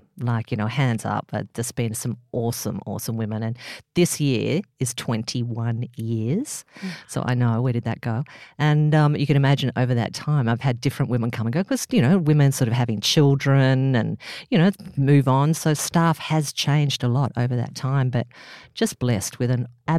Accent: Northern Beaches, New South Wales, Australia; I came from the Northern Beaches, you know, bit of a surfy, you know

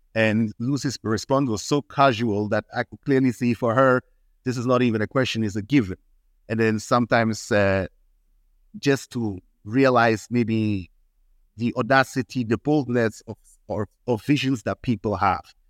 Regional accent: Switzerland; moved away; also born or lived in Ghana; I'm half Ghanaian, half Swiss. I mainly grew up in Switzerland

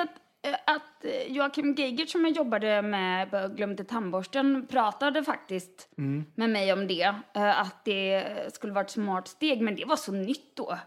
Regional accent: Varberg, Halland County, Sweden; moved away; jag är från Varberg

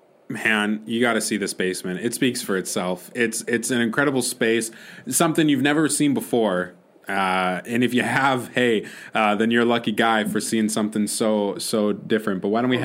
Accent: Minnesota, United States; No. So I'm from Minnesota.

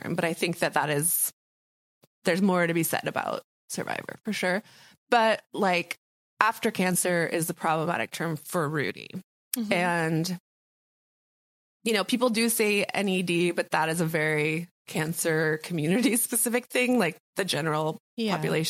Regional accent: Guatemala; I am from Guatemala.

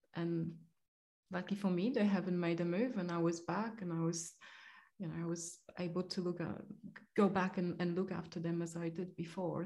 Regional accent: Poland; moved away; I am Polish. I was born in Poland and raised in Poland

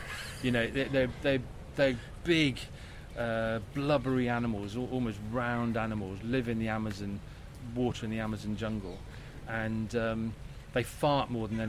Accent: Bristol, South West England, United Kingdom; Even my hometown in Bristol, I keep forgetting the name of the road at the end of my road.

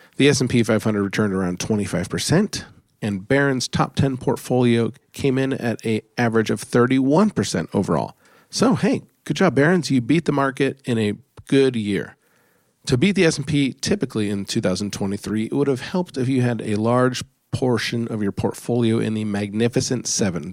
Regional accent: United States; as an American

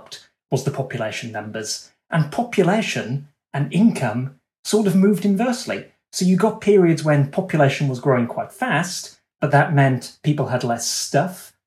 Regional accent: United Kingdom; myself and you, Dan, as British people

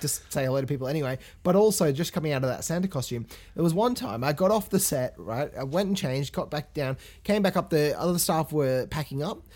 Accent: England, United Kingdom; moved away; I grew up in England

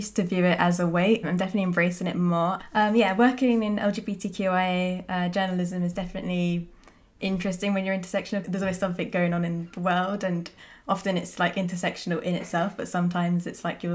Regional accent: Cornwall, South West England, United Kingdom; I grew up in Cornwall, which isn't Scotland, but is rural.

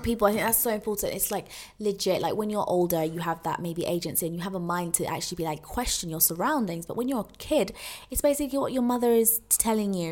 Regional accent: United Kingdom; as British people

